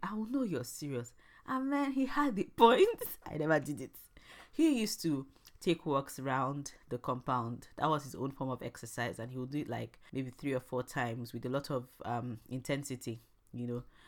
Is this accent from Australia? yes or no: no; Imo, Nigeria; I'm from Nigeria and I'm from the very famous Arondi Zouk